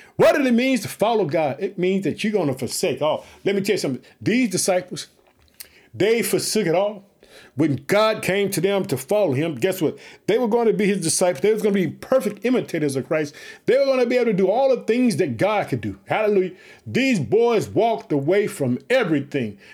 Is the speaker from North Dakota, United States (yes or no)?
no; Chicago, Illinois, United States; the state of Illinois, which is my home state. I live in the city of Chicago